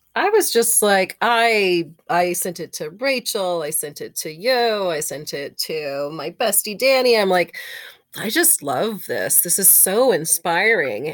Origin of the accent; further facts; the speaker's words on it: Texas, United States; I'm from Texas